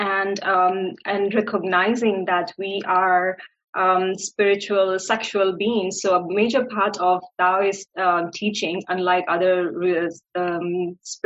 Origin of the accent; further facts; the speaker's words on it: India; moved away as an adult; I am born and raised in India